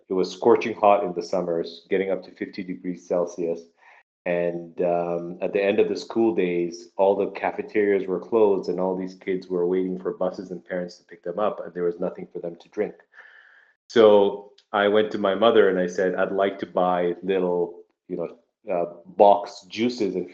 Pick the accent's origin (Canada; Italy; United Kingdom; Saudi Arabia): Saudi Arabia; also born or lived in Nigeria; I was born in in West Africa in Nigeria, um, and uh, my parents moved us to Saudi Arabia when I was six years old. So spent my formative years there